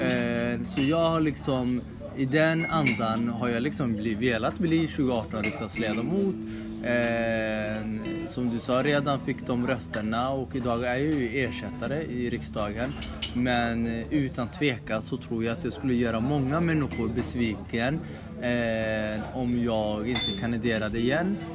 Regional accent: Somalia; now in Sweden; vi somalier

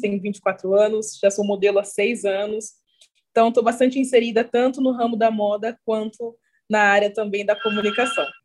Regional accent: Cruzeiro, São Paulo, Brazil; moved away as an adult; also born or lived in Rio de Janeiro; now in Maringá, Brazil; comecei fazendo alguns trabalhos na minha cidade natal, eu sou de Cruzeiro, interior de São Paulo.

